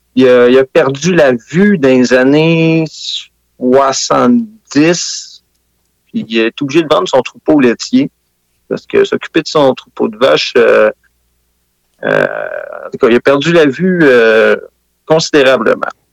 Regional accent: Sainte-Anne-des-Plaines, Quebec, Canada; Je viens de Saint-Anne-des-Plaines une euh, ancienne capitale de la fraise

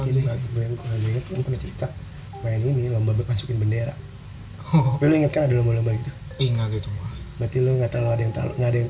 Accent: Cipete, Jakarta, Indonesia; also born or lived in Kemayoran; gue waktu kecil di di Cipete sempat tinggal di Cipete Cipete sebelum Kemayoran

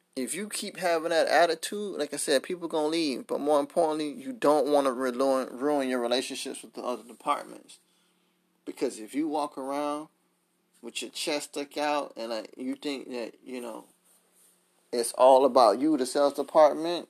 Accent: Miami, Florida, United States; Miami. Shout out to my hometown.

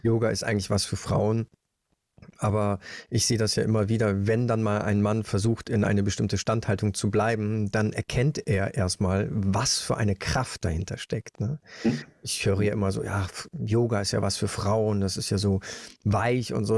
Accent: Germany; Bei uns in Deutschland

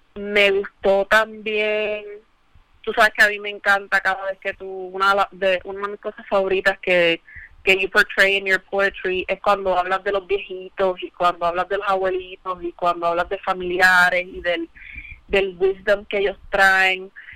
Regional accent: Mayagüez, Puerto Rico; moved away; also born or lived in Ponce; la realidad es que yo me crié en Mayagüez

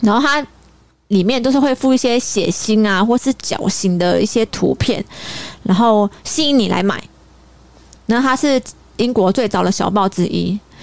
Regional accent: Sanchong, New Taipei, Taiwan; 因为我从小是住在三重，在三重长大的

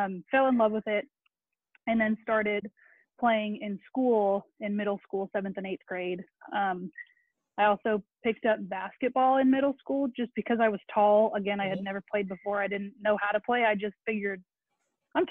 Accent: Keller, Texas, United States; sixth grade growing up in Keller

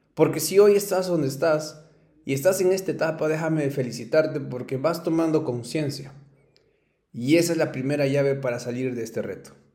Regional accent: Ayacucho, Peru; soy ayacuchano, soy peruano, eh, me encanta mi ciudad, soy muy orgulloso de donde vengo

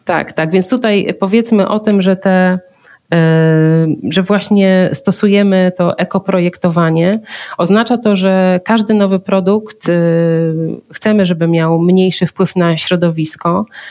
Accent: Zielona Góra, Lubusz Voivodeship, Poland; ja pochodzę z Zielonej Góry

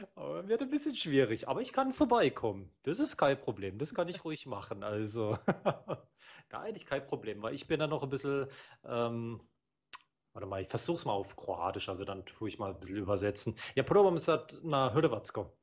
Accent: Germany; ich bin ja hier in Deutschland geboren

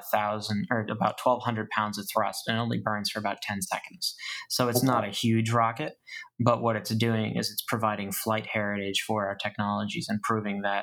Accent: Maine, United States; now in Florida, United States; I'm from Maine originally. I moved to Florida for a reason.

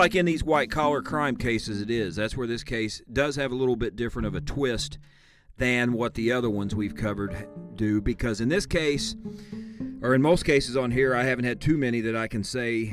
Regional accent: Illinois, United States; my home state of Illinois

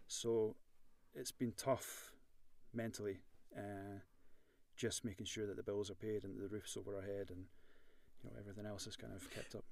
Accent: Edinburgh, Scotland, United Kingdom; moved away as an adult; now in Belfast, United Kingdom; I'm born born and bred in Edinburgh, as you can you can imagine from my accent

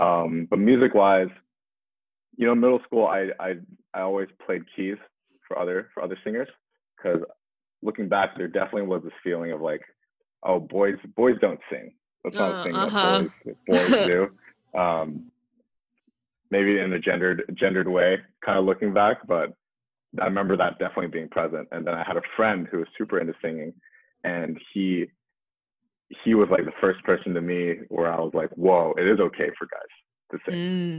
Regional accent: Beijing, China; moved away as an adult; also born or lived in Bay Area, United States; so I was born up in the Bay Area, but when I was six, my family, we moved back to China. So for most of my life, from when I was 6 to 18, I actually grew up in Beijing.

